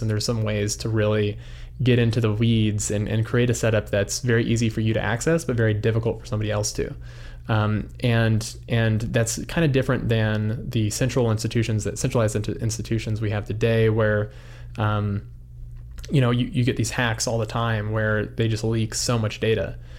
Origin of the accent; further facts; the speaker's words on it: Albuquerque, New Mexico, United States; moved away as an adult; also born or lived in Los Angeles; now in Idaho, United States; I grew up in Albuquerque, New Mexico